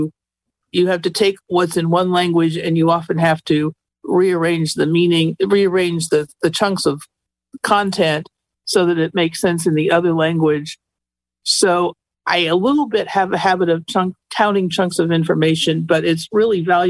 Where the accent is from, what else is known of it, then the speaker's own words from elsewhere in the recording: Montana, United States; moved away as an adult; also born or lived in Princeton; where I grew up in Montana